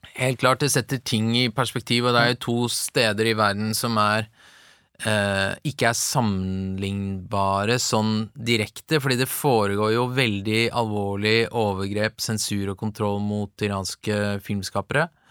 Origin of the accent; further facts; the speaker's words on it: Tønsberg, Vestfold, Norway; also born or lived in Tehran, Iran; jeg er jo oppvokst i et veldig sånn homogent, nesten homogent, hvitt miljø i Tønsberg